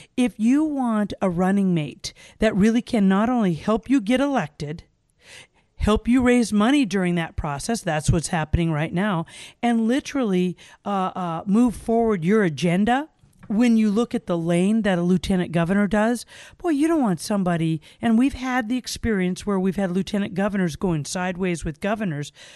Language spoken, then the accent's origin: English; Gakona, Alaska, United States; also born or lived in Cordova, Alaska; I was raised in the Glen Allen, Gokana area